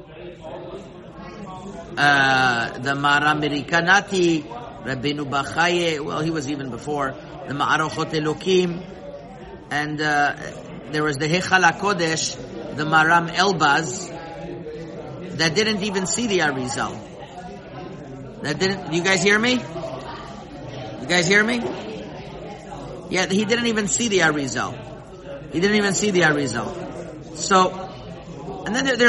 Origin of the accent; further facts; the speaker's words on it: Montreal, Quebec, Canada; I remember growing up in Montreal